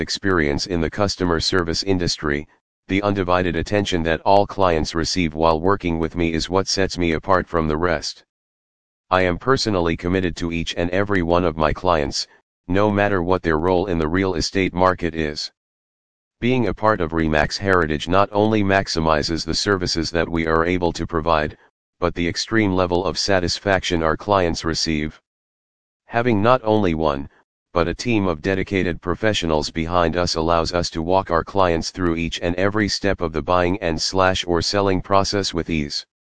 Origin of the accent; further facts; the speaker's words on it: Connecticut, United States; Born and raised in Connecticut, my level of expertise in the local area and market is unparalleled